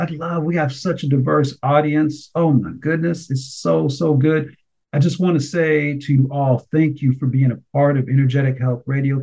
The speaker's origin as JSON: {"language": "English", "country": "United States"}